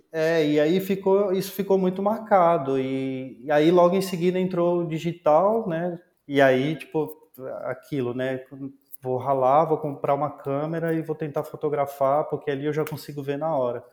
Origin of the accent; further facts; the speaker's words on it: Planaltina, Federal District, Brazil; eu sou nascido em Brasília, nasci é, numa cidade chamada Planaltina DF